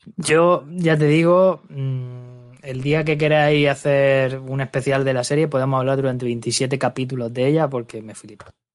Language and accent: Spanish; Lorca, Region of Murcia, Spain; soy de Lorca, ya sabéis que aquí en Murcia